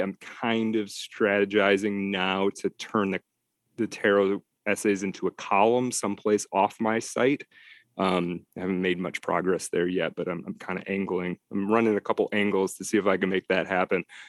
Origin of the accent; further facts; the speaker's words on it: Detroit, Michigan, United States; moved away as an adult; also born or lived in Texas / Idaho / Colorado / upstate New York; I am from Detroit originally, yeah, and, and, and back in the Detroit area as well